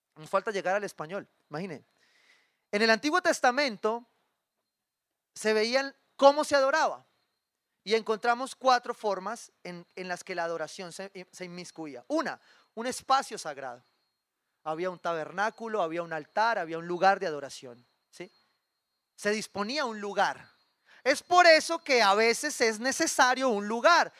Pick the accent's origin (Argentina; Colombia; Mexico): Colombia; Cali, Valle del Cauca; Como caleño